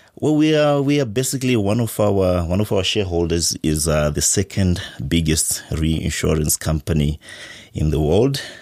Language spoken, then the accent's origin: English; Zimbabwe; I'm from Zimbabwe